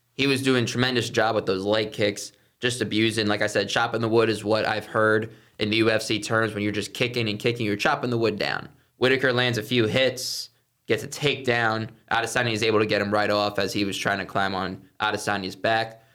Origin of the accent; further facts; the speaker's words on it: Viera, Florida, United States; The Washington Nationals used to be in my hometown in Vieira.